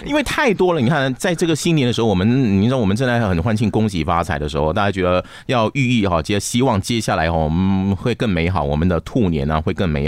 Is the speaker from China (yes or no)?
no; Johor Bahru, Johor, Malaysia; 我的新山，啊，我的新山，我的家乡，我的新山